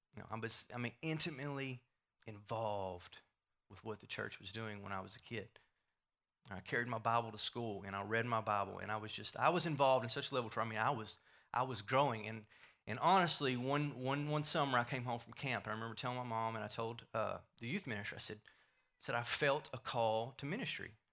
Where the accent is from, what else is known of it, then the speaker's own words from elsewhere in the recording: Wills Point, Texas, United States; I grew up here in Wills Point, um, born and raised in Wills Point.